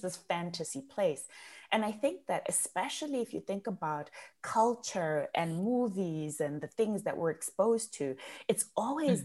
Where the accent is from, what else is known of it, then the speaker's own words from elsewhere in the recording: Zimbabwe; first language Shona; English is a second language; moved away as an adult; also born or lived in United Kingdom; So I was born and raised in Zimbabwe